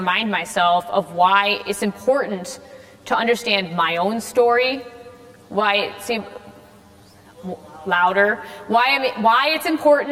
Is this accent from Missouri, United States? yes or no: no; Rockford, Illinois, United States; also born or lived in Chicago; I was born and raised in Rockford, Illinois